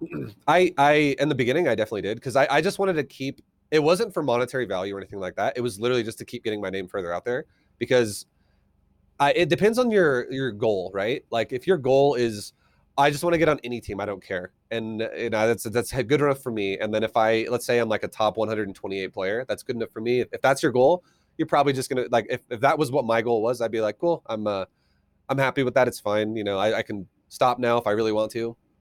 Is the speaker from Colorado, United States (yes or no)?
yes; Colorado, United States; also born or lived in Australia / California; I'm from Colorado. I've, uh, lived here pretty much the majority of my life